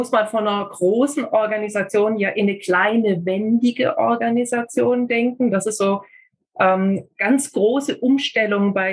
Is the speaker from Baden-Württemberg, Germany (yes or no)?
yes; Kirchheim unter Teck, Baden-Württemberg, Germany; also born or lived in Ulm; Ich bin in Ulm geboren und in Kirchheim-Tech dann zur Schule gegangen und habe von dort aus mich auch äh